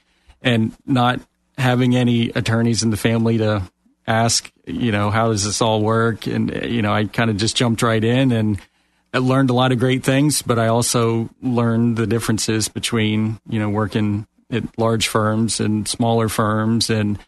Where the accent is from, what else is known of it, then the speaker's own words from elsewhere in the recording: Mount Dora, Florida, United States; Another endangered species, the Florida native, right? I grew up in Mount Dora, just a stone's throw from here, and went to school there